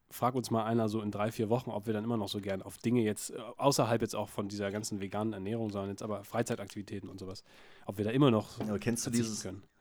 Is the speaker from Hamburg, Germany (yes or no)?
no; Berlin, Germany; Ich komme aus Berlin.